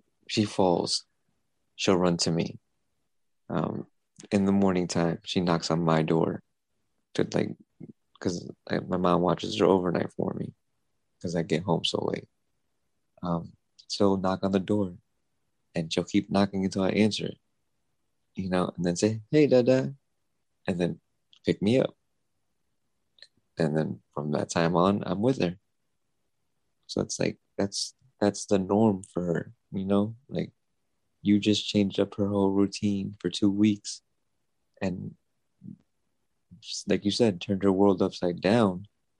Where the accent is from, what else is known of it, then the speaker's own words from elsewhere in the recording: Stamford, Connecticut, United States; I grew up in the South End of Stanford. Like I grew up on the East Side of Stanford, but I always grew up in the South End